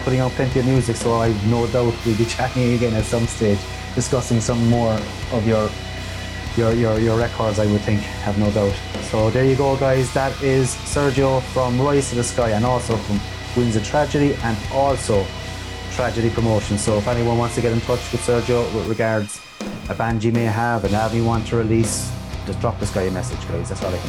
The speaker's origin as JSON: {"language": "English", "country": "Ireland", "said": "being Irish, folk music has a big part in our lives as well."}